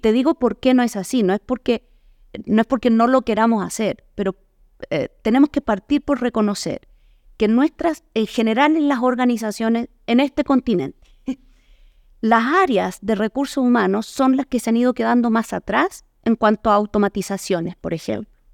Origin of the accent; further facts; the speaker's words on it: Chile; moved away as an adult; now in Mexico; Yo soy chilena eh, y vivo ya en México hace 11 años.